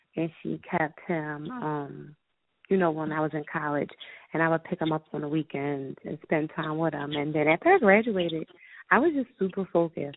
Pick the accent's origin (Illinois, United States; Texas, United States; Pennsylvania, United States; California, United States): Pennsylvania, United States; Philadelphia; I'm from West Philadelphia, born and raised